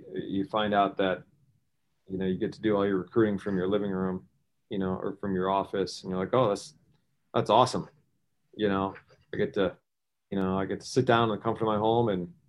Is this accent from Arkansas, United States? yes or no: no; Syracuse, New York, United States; I grew up in Syracuse, was a Syracuse fan.